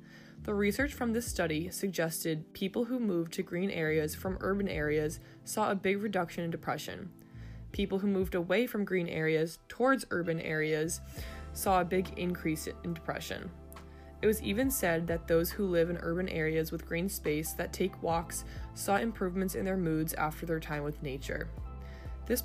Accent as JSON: {"language": "English", "region": "New Hampshire", "country": "United States", "moved": "as an adult", "lives_now": "Vermont, United States", "said": "I am from New Hampshire."}